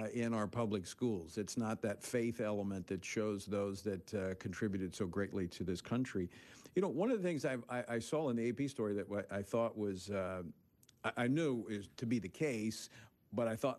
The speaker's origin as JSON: {"language": "English", "region": "Louisiana", "country": "United States", "moved": "yes", "said": "my home state of Louisiana"}